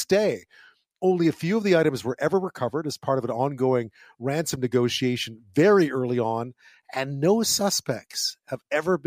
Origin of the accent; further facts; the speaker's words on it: Montreal, Quebec, Canada; I grew up in Montreal